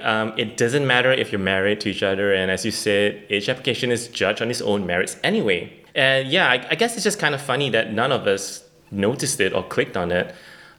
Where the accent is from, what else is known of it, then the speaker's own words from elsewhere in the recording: Malaysia; So I'm Malaysian and we have our equivalent called Manglish.